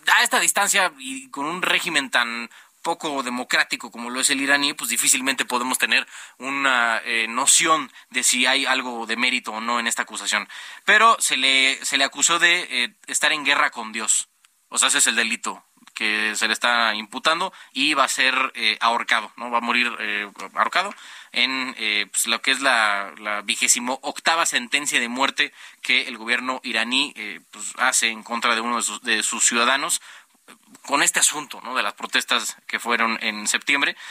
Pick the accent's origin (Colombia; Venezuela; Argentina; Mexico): Mexico; como ciudadanos mexicanos